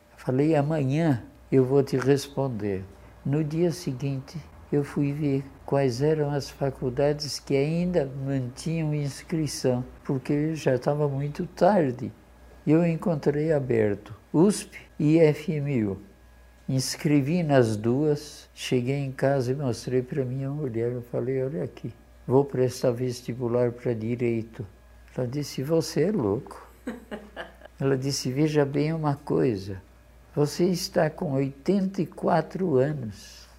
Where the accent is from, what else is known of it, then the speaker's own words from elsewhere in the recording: Garça, São Paulo, Brazil; accent: caipira; also born or lived in Poland; Eu vim do centro do, do estado de São Paulo. Eu vim de Garça, quando eu cheguei aqui, todo mundo me chamava de caipira